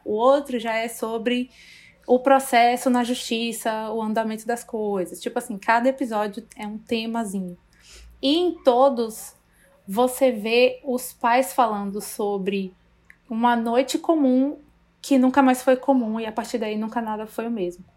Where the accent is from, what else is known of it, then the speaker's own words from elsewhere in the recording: Brazil; a gente como brasileiro